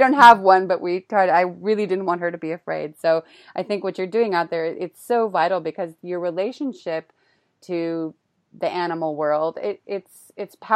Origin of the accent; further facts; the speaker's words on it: Sebastopol, California, United States; moved away as an adult; also born or lived in Marin County, California; now in Prague, Czech Republic; I grew up in Sebastopol, Forestville, Healdsburg-y zone.